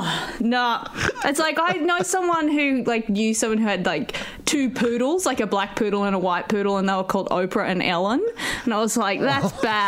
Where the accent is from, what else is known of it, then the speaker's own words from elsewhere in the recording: Grafton, New South Wales, Australia; also born or lived in Sydney; I grew up in Grafton. So I'm pretty country, but my family is sort of faux country. They're like city interlopers. So my parents are both from Sydney. I was born in Sydney, but as a baby we moved up there